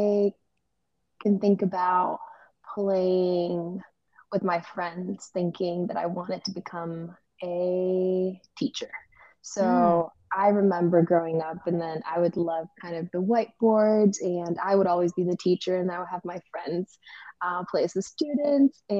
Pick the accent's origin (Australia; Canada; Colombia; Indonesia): Colombia; moved away as an adult; now in Virginia, United States; I am originally from Colombia, South America